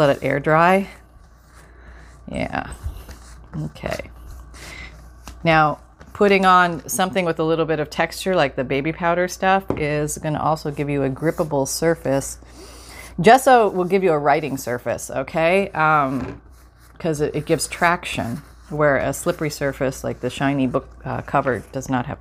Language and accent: English; Canada; My parents had shoe stores. Yeah, a couple of shoe stores growing up in Canada.